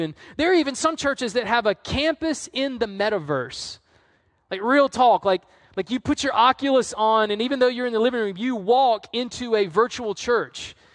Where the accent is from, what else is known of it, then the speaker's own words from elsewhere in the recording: the South, United States; now in North Carolina, United States; I'm from the South.